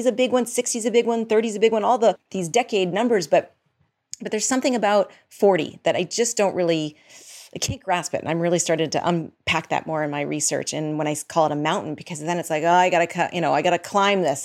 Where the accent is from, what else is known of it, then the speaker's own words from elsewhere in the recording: outside of Boston, Massachusetts, United States; moved away as an adult; also born or lived in New York / Los Angeles / Boulder / Midwest; I grew up outside of Boston, and I have lived in New York, Boston, L A, went to grad school in Boulder